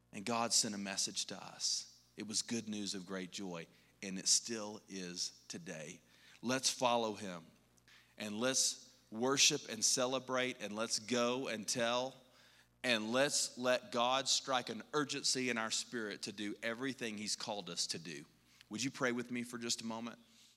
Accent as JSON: {"language": "English", "region": "Texas", "country": "United States", "moved": "as an adult", "lives_now": "Colorado, United States", "said": "we're from Texas"}